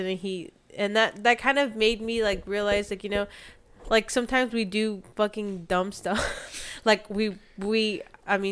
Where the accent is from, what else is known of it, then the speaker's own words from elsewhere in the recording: near South Padre Island, Texas, United States; moved away; I'm from Orleans. And I'm like, it's by South Padre Island